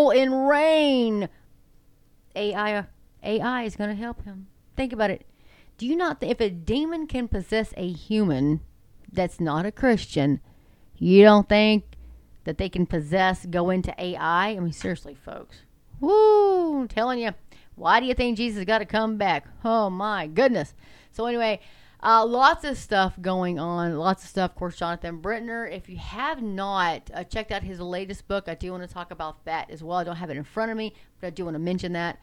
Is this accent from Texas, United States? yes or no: yes; Texas, United States; I'm from Texas